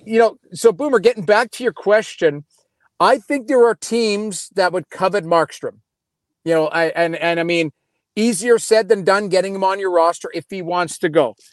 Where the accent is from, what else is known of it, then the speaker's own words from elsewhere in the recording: Edmonton, Alberta, Canada; I grew up in Edmonton